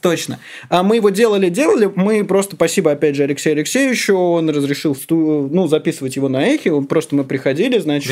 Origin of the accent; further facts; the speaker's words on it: Moscow, Russia; я родился в Москве, я всю жизнь здесь живу